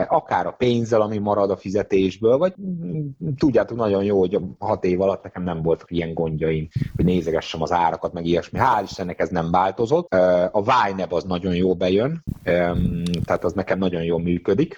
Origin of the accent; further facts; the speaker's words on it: Hungary; also born or lived in England; én azért költöztem haza Angliából első sorban, mert magyar lányjal szerettem volna együtt lenni